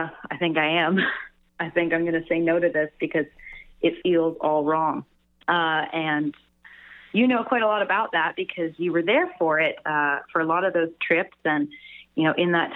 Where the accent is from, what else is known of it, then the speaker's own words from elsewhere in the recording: Canada; moved away as an adult; now in Nashville, United States; a Canadian musician in Nashville